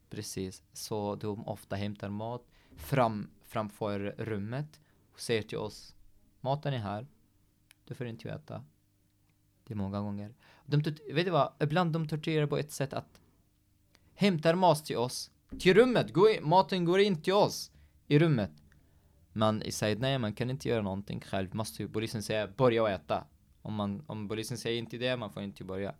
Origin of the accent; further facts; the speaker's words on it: Syria; Swedish is a second language; moved away as an adult; also born or lived in Baniyas, Syria; now in Norway; vi var inte hungriga i Syrien